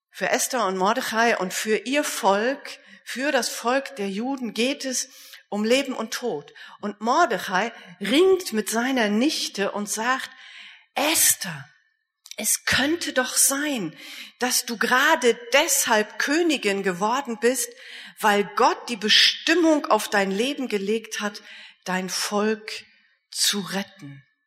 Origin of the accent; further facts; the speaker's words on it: Germany; ich komme ja nur aus Deutschland